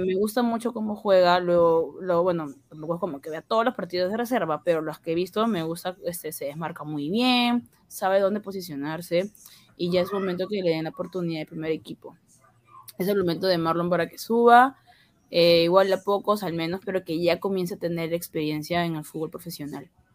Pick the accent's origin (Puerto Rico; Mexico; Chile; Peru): Peru; como peruana